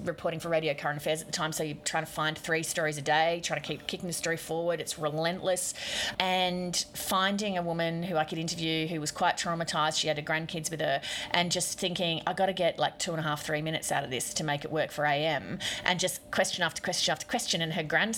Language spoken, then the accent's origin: English; Queensland, Australia; accent: Queensland; I talk like a normal sort of Queensland person